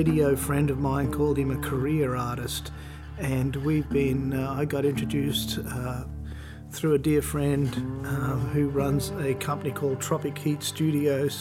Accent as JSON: {"language": "English", "country": "Australia", "moved": "as an adult", "lives_now": "Nashville, United States", "said": "I'm an Australian record producer. I've been living here in Nashville for 12 years nearly now"}